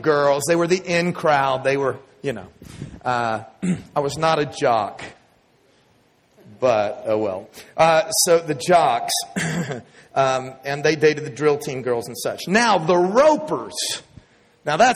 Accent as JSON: {"language": "English", "region": "Texas", "country": "United States", "tie": "born or raised there", "accent": "Texas", "moved": "as an adult", "said": "my Texas accent"}